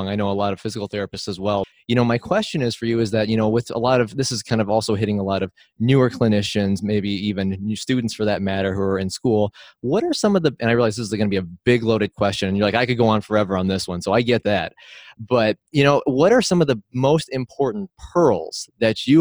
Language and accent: English; Illinois, United States; moved away; my home state of Illinois